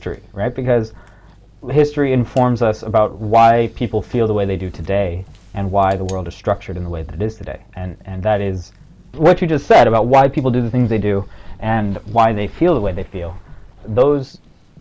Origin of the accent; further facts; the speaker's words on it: Long Beach, California, United States; moved away as an adult; also born or lived in Korea / France; now in Beijing, China; I'm also from Long Beach, but I currently live in Beijing.